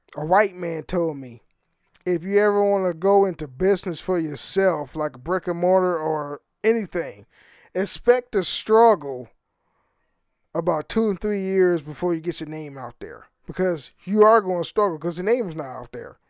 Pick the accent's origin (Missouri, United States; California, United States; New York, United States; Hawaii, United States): California, United States; Oakland; moved away; I'm from the Fruitvale area, Oakland, California